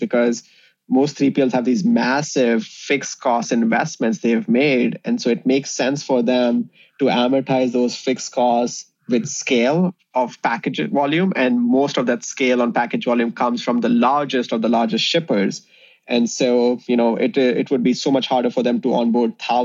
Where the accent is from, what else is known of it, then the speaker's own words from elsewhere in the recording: India; moved away as an adult; also born or lived in Indiana, United States; now in Chicago, United States; me and my co-founder, Divay, we grew up in India. So we came to the US in 2007 to pursue engineering.